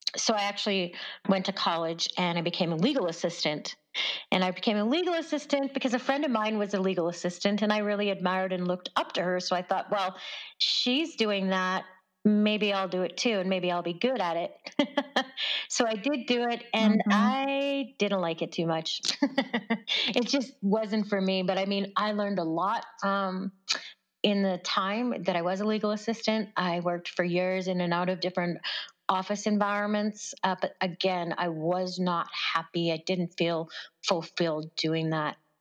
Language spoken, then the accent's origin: English; Stony Plain, Alberta, Canada; i grew up in around uh, just west of edmonton